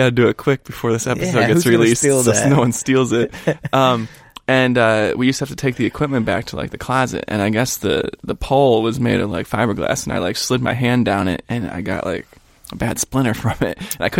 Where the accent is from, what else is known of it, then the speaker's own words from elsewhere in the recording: Parma, Ohio, United States; moved away; I grew up in Parma, Cleveland area.